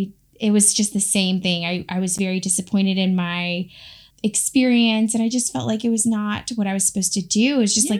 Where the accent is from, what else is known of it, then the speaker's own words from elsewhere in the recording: Raleigh, North Carolina, United States; moved away as an adult; also born or lived in Gainesville / Kentucky; So I grew up in Raleigh, North Carolina. I'm a Carolina girl.